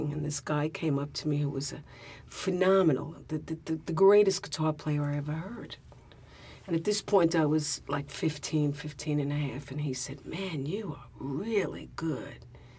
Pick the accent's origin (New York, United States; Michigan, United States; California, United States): New York, United States; New York City; born or raised there